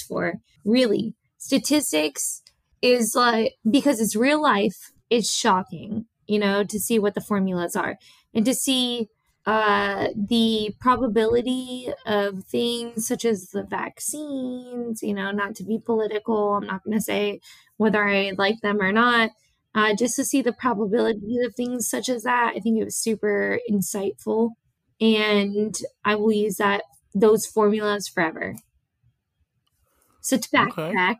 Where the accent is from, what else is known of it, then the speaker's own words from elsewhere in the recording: St. Petersburg, Florida, United States; I'm from St. Pete, Petersburg.